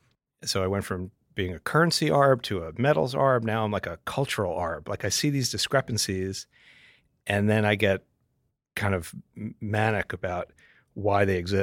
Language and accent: English; Englewood, New Jersey, United States; moved away as an adult; also born or lived in Manhattan / San Francisco / Atlanta; now in Montclair, United States; I grew up in Englewood, New Jersey.